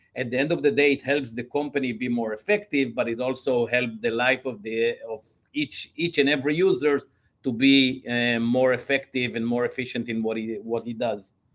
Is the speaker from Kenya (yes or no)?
no; Israel; moved away as an adult; also born or lived in Belgium / North Carolina, United States / Georgia, United States / Illinois, United States; I'm originally from Israel.